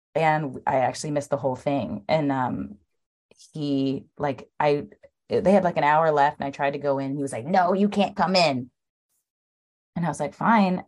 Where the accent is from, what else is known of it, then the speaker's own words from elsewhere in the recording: Los Angeles, California, United States; also born or lived in Atlanta; I lived in, um, Los Angeles, which is where I was born and raised